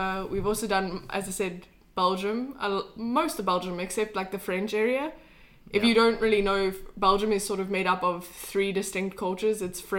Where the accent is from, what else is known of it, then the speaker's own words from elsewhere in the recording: Cape Town, Western Cape, South Africa; moved away as an adult; also born or lived in United States; now in Sweden; I'm from South Africa. I'm from the west coast of South Africa, Cape Town. I wasn't born there, but that's really where my home is. And I'm half Belgian.